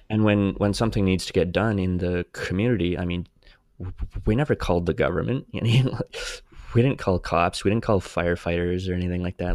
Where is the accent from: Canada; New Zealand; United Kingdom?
Canada; Saskatchewan; growing up in Saskatchewan